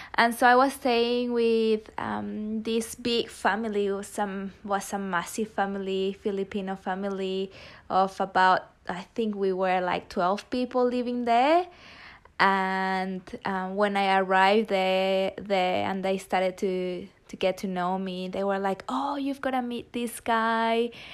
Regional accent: Mexico; English is a second language; moved away as an adult; also born or lived in Australia; I'm originally from Mexico

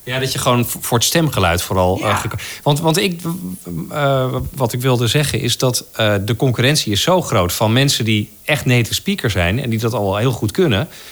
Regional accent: Netherlands; accent: Dutch; ik klink als een Nederlander die Engels spreekt

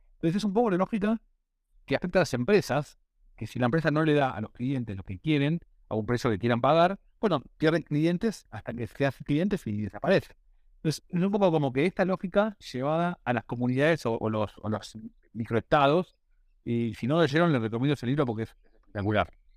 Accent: Argentina; somos la región de Argentina

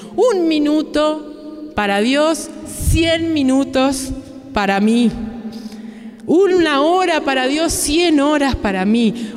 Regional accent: Uruguay; vengo de Uruguay

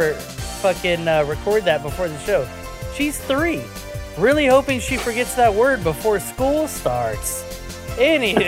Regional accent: the South, United States; we're from the South down here

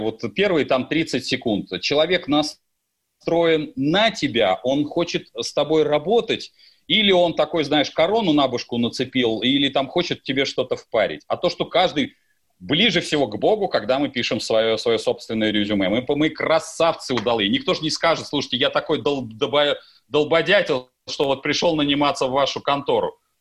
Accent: Russia; как россиянин

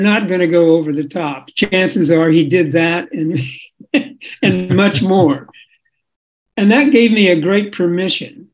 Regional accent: Iowa, United States; I grew up in Iowa

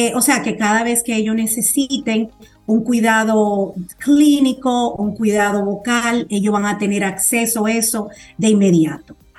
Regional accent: Dominican Republic; now in United States; aquí en mi país, ya que yo nací aquí

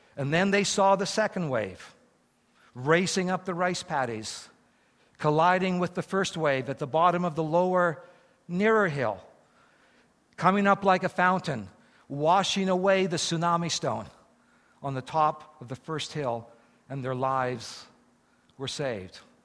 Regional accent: Eston, Saskatchewan, Canada; now in Japan; I was born in Eston, Saskatchewan

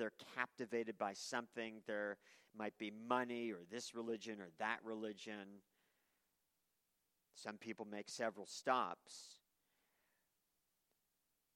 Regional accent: Maine, United States; I worked with a lobster fisherman for years when I was young growing up in Maine

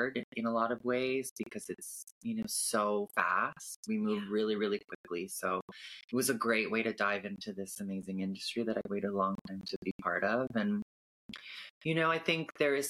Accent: Canada; also born or lived in California; I was born in California and I grew up in Canada

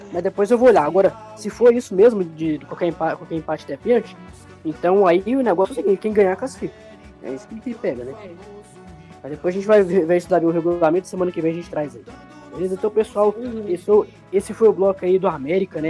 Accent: Minas Gerais, Brazil; nós somos de Minas Gerais, somos muito futebol mineiro

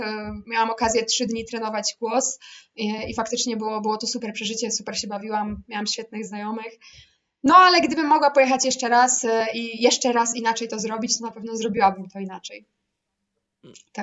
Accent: Łódź, Łódź Voivodeship, Poland; ja pochodzę z Łodzi

